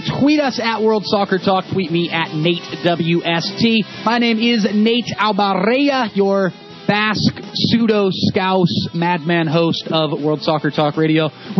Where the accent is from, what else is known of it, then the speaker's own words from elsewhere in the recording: Northern California, United States; When I was a young, and I mean very young, soccer player growing up in Northern California